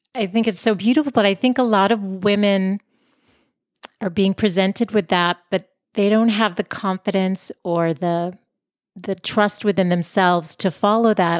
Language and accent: English; Boston, Massachusetts, United States; moved away as an adult; now in San Diego, United States; I'm from Boston originally. We moved out to San Diego five years ago